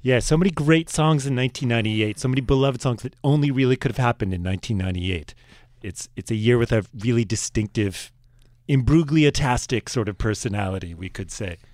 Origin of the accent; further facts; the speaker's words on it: Virginia, United States; I was from Virginia